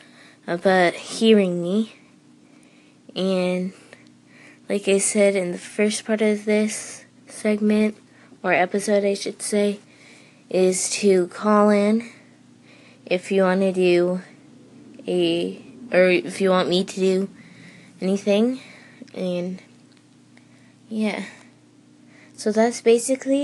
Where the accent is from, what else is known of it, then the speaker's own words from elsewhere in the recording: Vermont, United States; I am from Vermont, a really small town